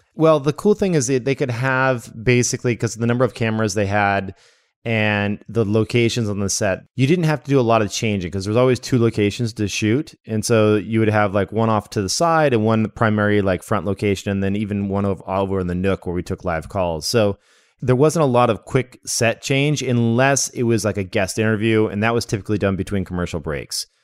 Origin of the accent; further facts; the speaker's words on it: Las Vegas, Nevada, United States; moved away as an adult; also born or lived in Redding, California / Salem, Oregon; now in Portland, United States; I was born in Redding, California, but I don't remember it. And then I remember living in Oregon for a bit, which is where I am now in Portland. But we were living in a, a little town called Salem. And then when I was in second grade, we moved out to Las Vegas